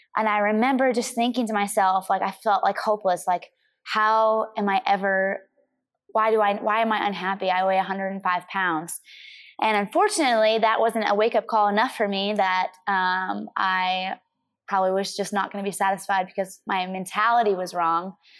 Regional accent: Missouri, United States; I grew up in the Midwest

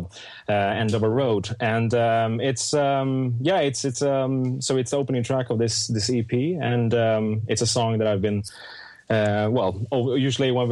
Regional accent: Stockholm, Stockholm County, Sweden; English is a second language; moved away as an adult; now in London, United Kingdom; I'm born and raised in Stockholm, Sweden, and I moved to London 3 years ago now.

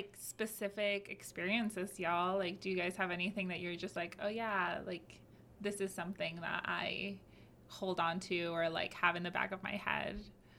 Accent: Broward County, Florida, United States; moved away; also born or lived in Miami, Florida; I grew up in Broward. It's 20 minutes from here.

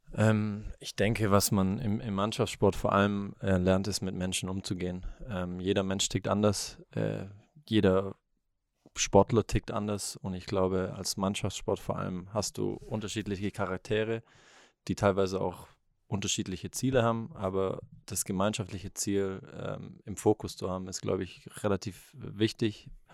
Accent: Leonberg, Baden-Württemberg, Germany; ich bin ein Stuttgarter Junge, ich bin eigentlich in, in Leonberg, was jetzt ein Vorort ist, eine Viertelstunde, 20 Minuten weg von hier, bin ich aufgewachsen

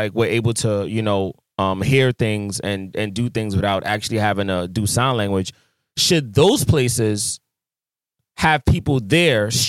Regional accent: Jamaica; I'm a Jamaican.

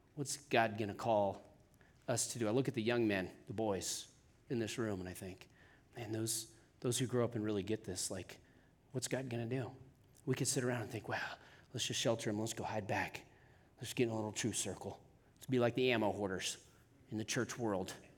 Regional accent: Wyoming, United States; also born or lived in Atascadero, California; I'm from Wyoming

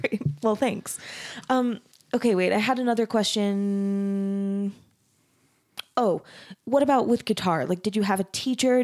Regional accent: Mesa, Arizona, United States; moved away; I grew up in Mesa, Arizona, which is also super Mormon

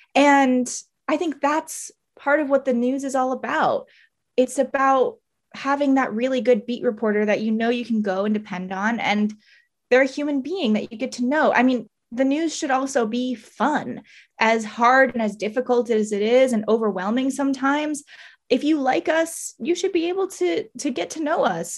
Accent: Maryland, United States; moved away as an adult; now in Tampa, United States; I grew up in Maryland my whole life

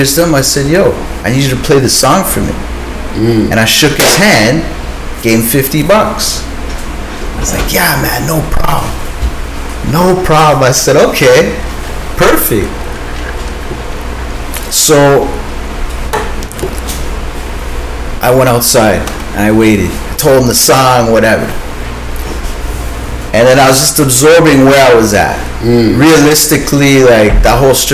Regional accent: Toronto, Ontario, Canada; I'm the guy from Toronto

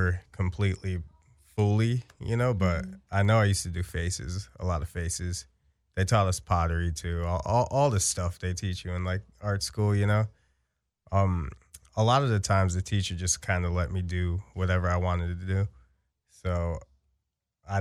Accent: Chicago, Illinois, United States; now in Los Angeles, United States; growing up in Chicago, it was like a little bit slower pace

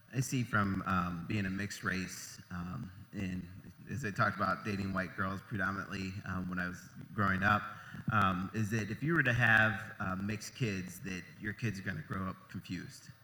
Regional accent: Ohio, United States; moved away as an adult; I'm originally from Ohio

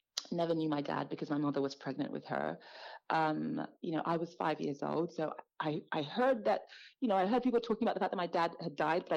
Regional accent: London, United Kingdom; as a Black girl growing up in London, as an immigrant, as a minority

